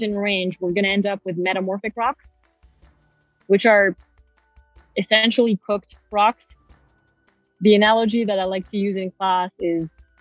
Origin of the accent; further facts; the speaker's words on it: Paris, Île-de-France, France; moved away as an adult; I'm from Paris, France, born and raised